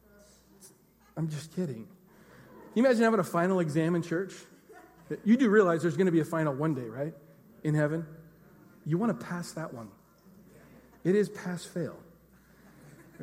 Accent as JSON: {"language": "English", "town": "Enumclaw", "region": "Washington", "country": "United States", "said": "I was from Enumclaw"}